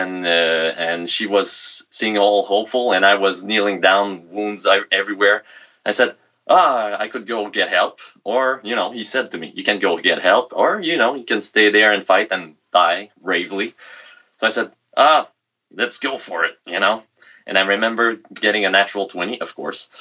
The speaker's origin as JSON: {"language": "English", "region": "Quebec", "country": "Canada", "accent": "thick Quebecer", "second_language": "English", "said": "sorry for my thick Quebecer accent."}